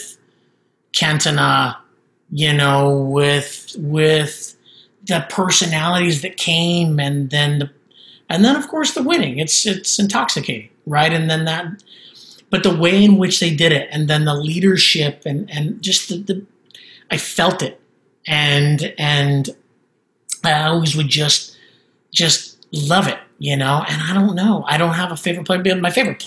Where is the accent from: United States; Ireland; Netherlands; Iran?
United States; Tucson, Arizona; I grew up in Tucson